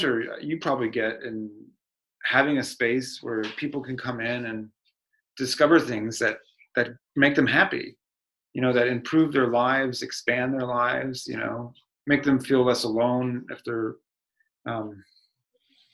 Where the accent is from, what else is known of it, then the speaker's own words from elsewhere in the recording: Sacramento, California, United States; moved away as an adult; also born or lived in Pennsylvania; I was from Del Campo High School in California